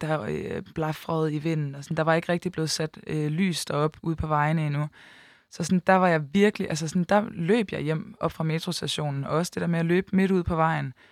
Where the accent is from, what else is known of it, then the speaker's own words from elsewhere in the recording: Aalborg, North Denmark Region, Denmark; moved away as an adult; now in Copenhagen, Denmark; rykket fra Aalborg, hvor jeg kommer fra, og så til København